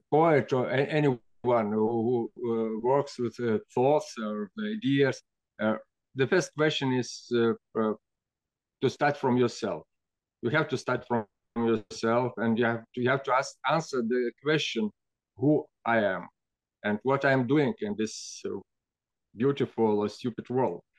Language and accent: English; Siberia, Russia; born there; English is a second language; I was I was born in Siberia my